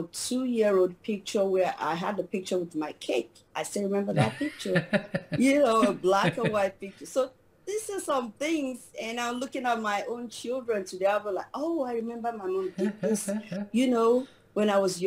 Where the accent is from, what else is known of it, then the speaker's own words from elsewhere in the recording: Nigeria; moved away as an adult; also born or lived in Maryland, United States; now in Washington, DC, United States; I was born in Nigeria. I came to the United States about 13 years ago, a little over 13 years ago. And I started off as a teacher in Nigeria